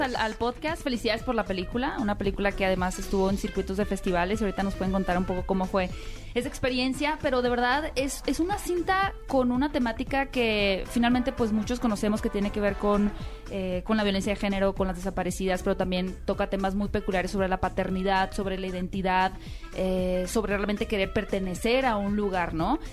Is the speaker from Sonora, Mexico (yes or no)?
yes; Hermosillo, Sonora, Mexico; yo soy de Hermosillo